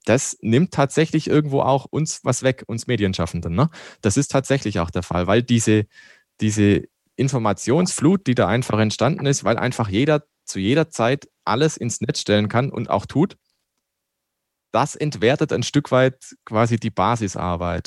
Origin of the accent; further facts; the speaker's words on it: Black Forest, Baden-Württemberg, Germany; now in Landshut, Germany; Ich komme ja aus dem Schwarzwald.